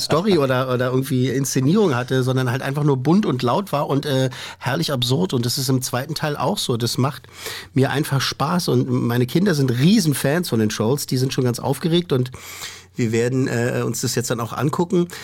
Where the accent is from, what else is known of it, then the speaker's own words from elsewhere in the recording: Germany; bei uns in Deutschland